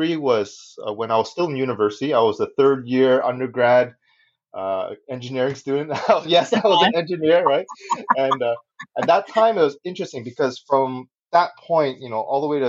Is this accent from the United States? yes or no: no; Canada; accent: unique … accent; Chinese Canadian kids